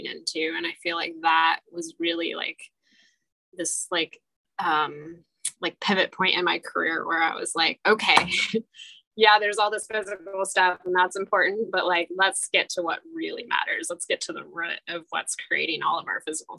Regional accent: Michiana, Midwest, United States; also born or lived in North Dakota; I grew up in the Michiana community and I went away for a few years

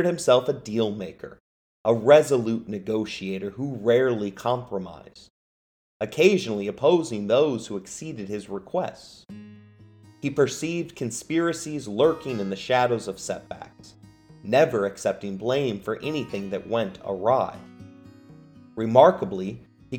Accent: Chicago, Illinois, United States; I grew up in the Chicagoland area

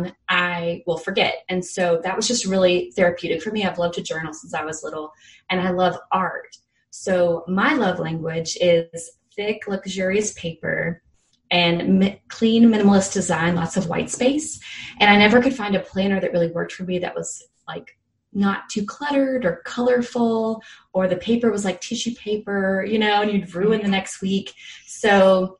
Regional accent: Fairhope, Alabama, United States; moved away as an adult; also born or lived in New York; I'm from Fairhope, Alabama

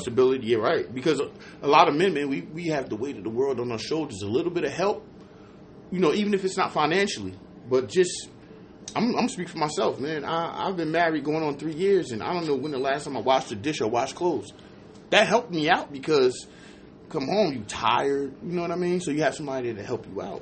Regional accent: New Jersey, United States; moved away; I'm from Jersey

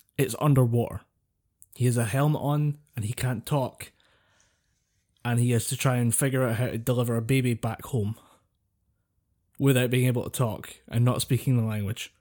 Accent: Scotland, United Kingdom

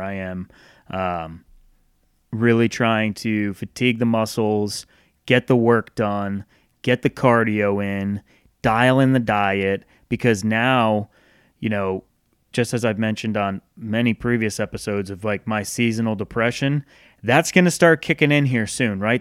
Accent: Northeast, United States; moved away as an adult; now in the South, United States; growing up in the Northeast

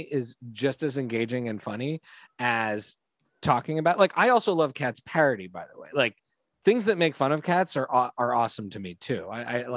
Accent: Canada; We grew up in Canada.

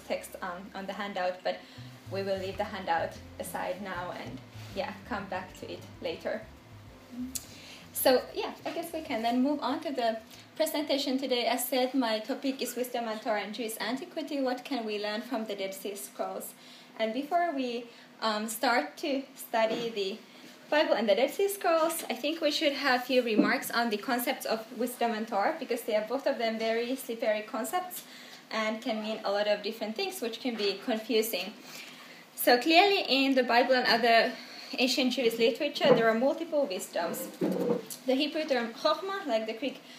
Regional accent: Helsinki, Uusimaa, Finland; also born or lived in Manchester / New Haven / Jerusalem; I come from Helsinki

